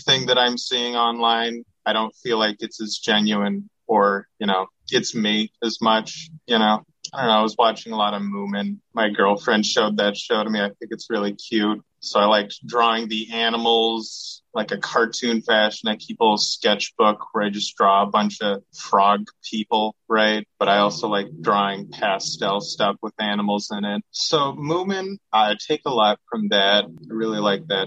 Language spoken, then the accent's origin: English; Seattle, Washington, United States; I'm from Seattle.